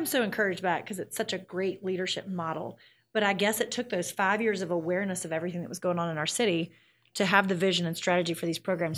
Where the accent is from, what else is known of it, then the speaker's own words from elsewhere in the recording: Memphis, Tennessee, United States; this is my hometown. I'm from here